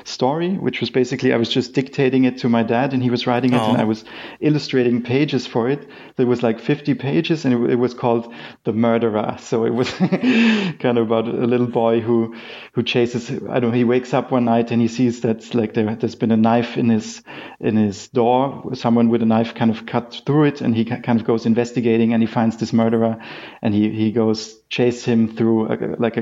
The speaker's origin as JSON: {"language": "English", "town": "Graz", "region": "Styria", "country": "Austria", "tie": "born or raised there", "moved": "yes", "said": "I'm from Austria. Originally grew up in Graz"}